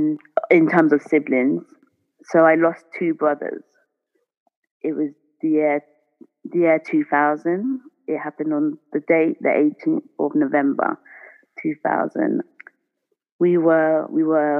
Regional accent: Reading, South East England, United Kingdom; moved away as an adult; also born or lived in London; I grew up in Reading, in Berkshire. So I am not from London or the city.

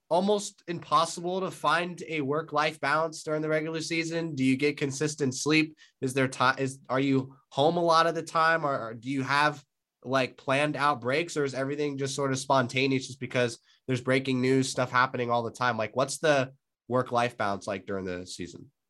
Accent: California, United States; I'm from California

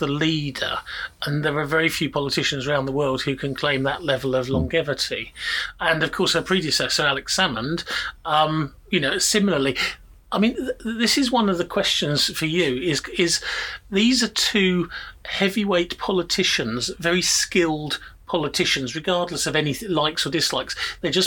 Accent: England, United Kingdom; I'm English born and bred

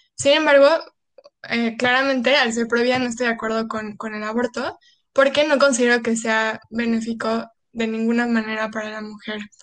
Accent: Cancún, Quintana Roo, Mexico; somos de Cancún

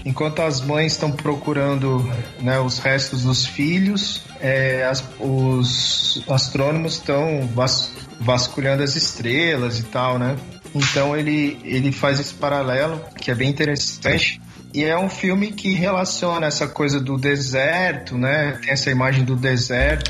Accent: Brazil; pra gente como brasileiro

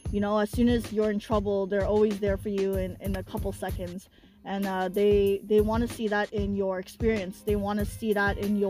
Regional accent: Drayden Fish, Ontario, Canada; I grew up in Drayden Fish just like Nancy did

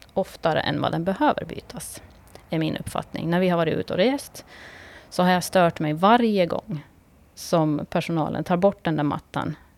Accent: Kvarnbo, Åland Islands; jag är född och uppvuxen i Kvarnbo

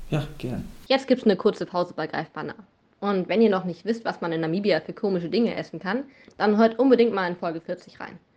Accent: Brandenburg an der Havel, Brandenburg, Germany; Geboren in Brandenburg, in der Stadt Brandenburg an der Havel.

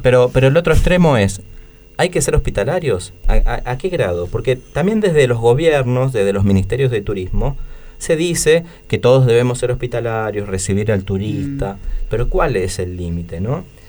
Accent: Argentina

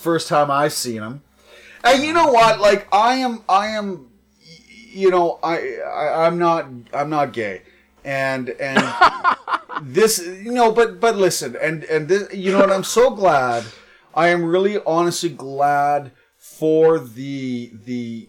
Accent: Ireland; being Irish

